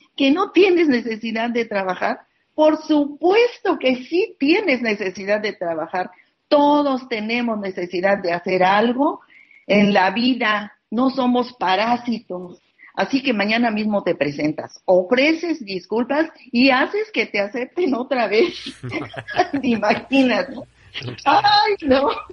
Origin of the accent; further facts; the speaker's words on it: Mexico; also born or lived in Rosarito, Baja California; en este momento me encuentro en mi país, en México.